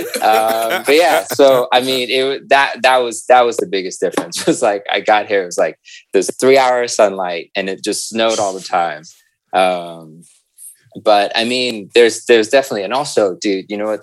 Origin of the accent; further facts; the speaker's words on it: San Francisco, California, United States; moved away as an adult; also born or lived in Hong Kong; now in Amsterdam, Netherlands; I'm originally from the Bay Area, San Francisco